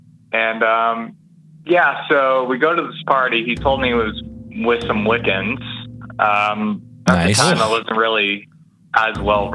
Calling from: Ontario, Canada; also born or lived in Hamilton, Ontario; from Ontario.

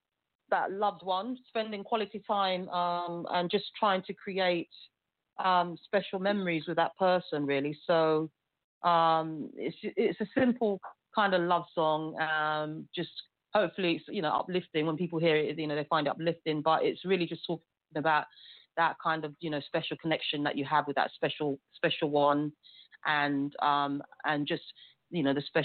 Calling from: London, United Kingdom; I'm calling from the UK. I'm calling from London. So that's where I live. So, yes, I'm calling from the United Kingdom.

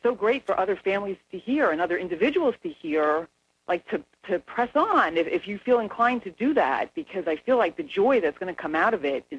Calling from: Doylestown, Pennsylvania, United States; I'm calling from Doylestown, Pennsylvania

